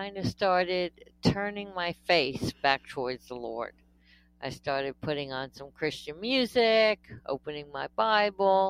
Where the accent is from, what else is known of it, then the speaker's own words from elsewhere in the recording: New Jersey, United States; I am a complete Jersey girl. I was born in New Jersey, raised in New Jersey. I've never lived anywhere else.